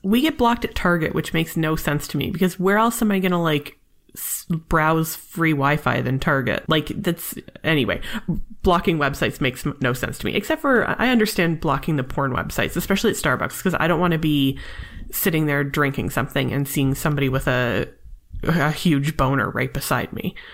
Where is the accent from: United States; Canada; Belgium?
Canada; I'm Canadian